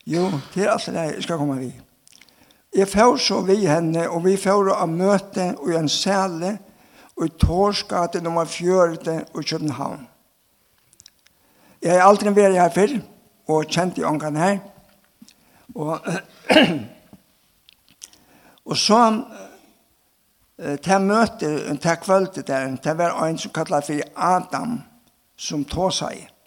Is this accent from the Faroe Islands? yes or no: yes; Vestmanna, Faroe Islands; Danish is a second language; now in Denmark; ja jeg er fra Vestmannen, og er et løyvård. og her fikk jeg min bandom og var oppvaksen her.